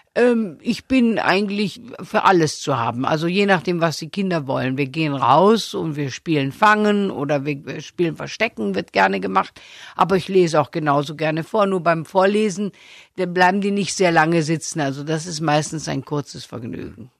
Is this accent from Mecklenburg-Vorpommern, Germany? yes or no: no; Stuttgart, Baden-Württemberg, Germany; Ich bin doch ein sehr sparsamer Mensch und da sehr, sehr schwäbisch. Ich bin ja auch in Stuttgart geboren